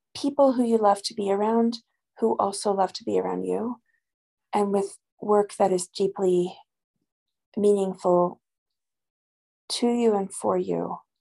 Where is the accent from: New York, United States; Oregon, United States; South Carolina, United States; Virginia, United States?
New York, United States; moved away as an adult; now in New Mexico, United States; I'm originally from New York, although I've been a New Mexican since for 16 years